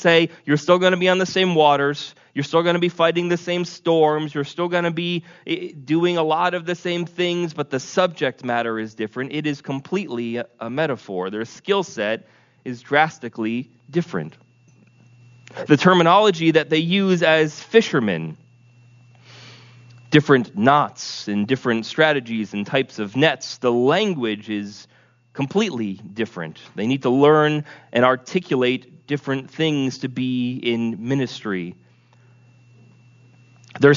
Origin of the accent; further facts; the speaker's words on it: Vermont, United States; growing up in Vermont